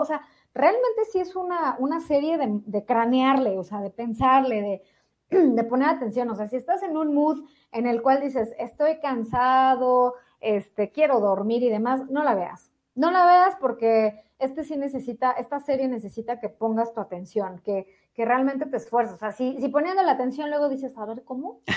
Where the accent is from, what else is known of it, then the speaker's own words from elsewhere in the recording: Mexico; nací en México